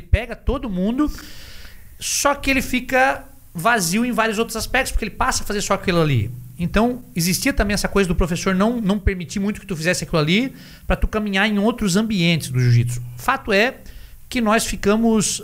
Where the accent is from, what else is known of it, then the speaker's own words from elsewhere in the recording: Santa Catarina, Brazil; nós somos do, de Santa Catarina